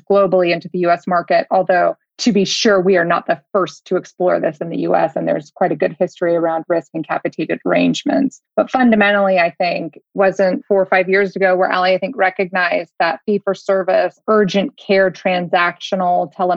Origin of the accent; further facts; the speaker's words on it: United States; as an American